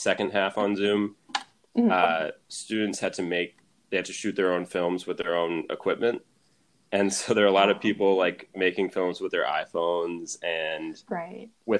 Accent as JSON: {"language": "English", "town": "Syracuse", "region": "New York", "country": "United States", "tie": "born or raised there", "moved": "as an adult", "lives_now": "Los Angeles, United States", "said": "I had never lived anywhere outside of Syracuse"}